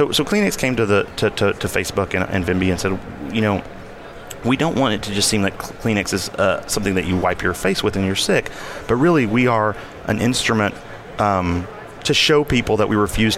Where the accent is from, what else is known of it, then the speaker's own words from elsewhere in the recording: the South, United States; I don't know if you can hear that I'm from the South, and like mm-hmm. I can turn it on if I need to.